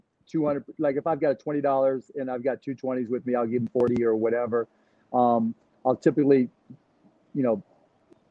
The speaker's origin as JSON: {"language": "English", "town": "Pittsburgh", "region": "Pennsylvania", "country": "United States", "tie": "born or raised there", "also_born_or_lived": "Dallas", "moved": "yes", "said": "I still got my same friends from growing up in Pittsburgh"}